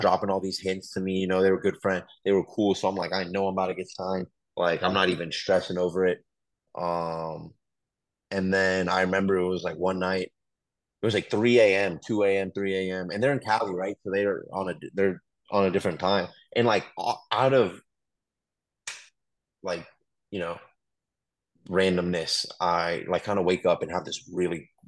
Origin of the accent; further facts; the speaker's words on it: Ottawa, Ontario, Canada; now in United States; I was born in Ottawa, Canada